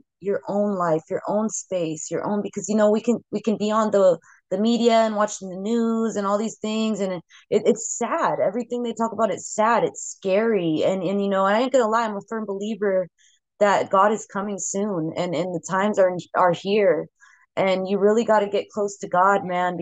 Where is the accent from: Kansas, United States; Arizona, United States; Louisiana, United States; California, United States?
California, United States; Bay Area; the freaking legends that I grew up listening to in the Bay Area